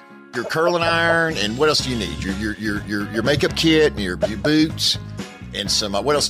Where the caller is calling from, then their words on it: Newnan, Georgia, United States; I'm calling from Noonan, Georgia, south of Atlanta.